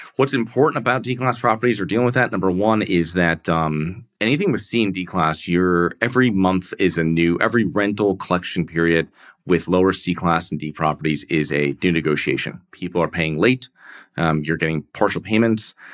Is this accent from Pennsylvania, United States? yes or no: no; Connecticut, United States; I'm from, um, I'm from Connecticut, um, from a small town there